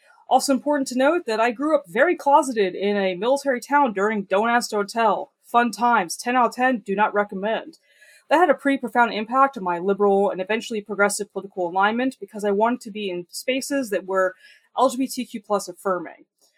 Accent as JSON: {"language": "English", "town": "Virginia Beach", "region": "Virginia", "country": "United States", "tie": "born or raised there", "also_born_or_lived": "Baltimore, Maryland", "moved": "yes", "lives_now": "DC metro area, United States", "said": "I'm originally from Hampton Roads, Virginia. Spent a lot of time around Baltimore, Maryland. Like to joke that I grew up as a dual citizen of Virginia Beach and Baltimore, because there were aspects of both cities that I really liked. Currently, I'm in the DC metro area"}